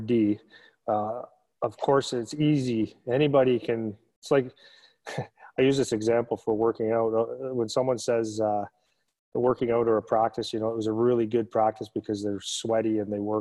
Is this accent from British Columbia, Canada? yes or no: no; Sudbury, Ontario, Canada; I come from Sudbury